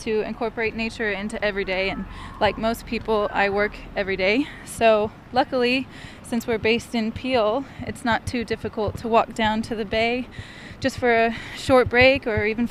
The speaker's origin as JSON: {"language": "English", "region": "Texas", "country": "United States", "moved": "as an adult", "lives_now": "Isle of Man", "said": "I'm relatively new to the island. I come from Texas"}